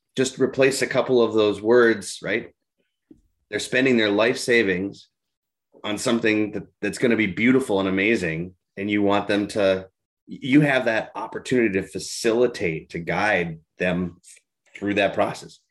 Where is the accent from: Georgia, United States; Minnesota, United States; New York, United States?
Minnesota, United States; being a Minnesotan